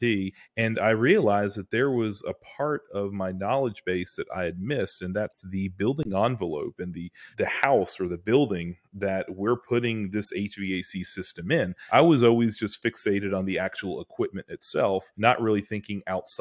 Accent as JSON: {"language": "English", "town": "Greensboro", "region": "North Carolina", "country": "United States", "tie": "born or raised there", "said": "I was born and raised in Greensboro, which is sort of in the middle of North Carolina"}